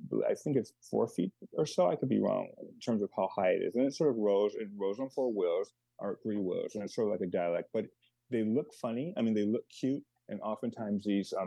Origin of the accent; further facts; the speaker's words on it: Los Angeles, California, United States; now in Chicago, United States; I was born in Los Angeles and was raised there and here in Chicago. So I consider myself Chicagoan, but I'm a Los Angeles person at heart